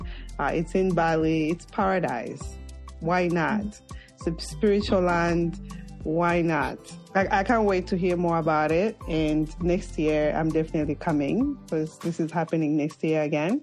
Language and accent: English; Zambia; moved away as an adult; Zambia, my home country